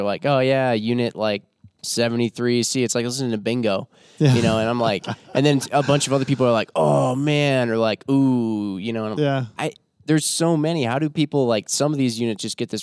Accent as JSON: {"language": "English", "region": "Midwest", "country": "United States", "tie": "born or raised there", "said": "I grew up in the Midwest"}